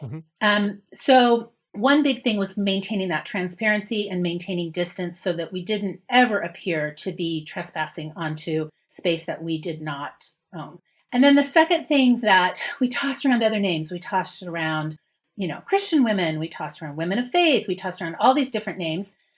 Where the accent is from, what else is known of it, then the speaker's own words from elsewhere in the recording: Utah, United States; moved away as an adult; also born or lived in Manhattan, New York; now in Boston, United States; I grew up in Utah, left Utah